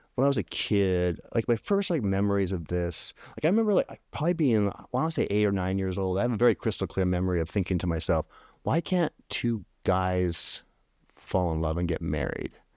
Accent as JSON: {"language": "English", "region": "Oregon", "country": "United States", "tie": "born or raised there", "moved": "yes", "said": "I grew up in Oregon"}